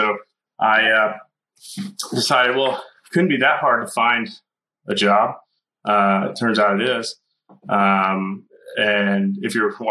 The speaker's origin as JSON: {"language": "English", "town": "Dallas", "region": "Texas", "country": "United States", "tie": "born or raised there", "said": "I grew up in the Dallas area on the east side and then in a small town in the country"}